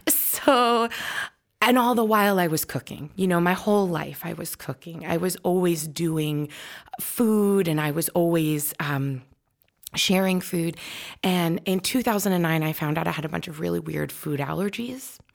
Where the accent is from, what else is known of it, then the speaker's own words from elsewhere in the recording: New York, United States; I'm from New York.